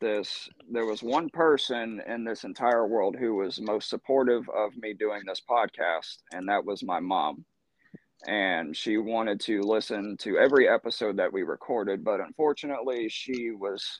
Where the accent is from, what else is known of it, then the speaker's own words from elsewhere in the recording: Dallas, Georgia, United States; I am from Dallas, Georgia